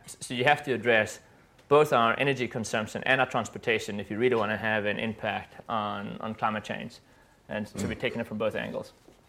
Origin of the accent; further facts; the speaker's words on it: South Africa; I'm from South Africa